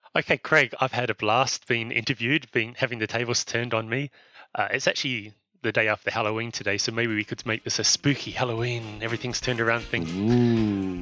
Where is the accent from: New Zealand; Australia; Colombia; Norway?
New Zealand; now in Spain; I'm from New Zealand, but I'm living in Spain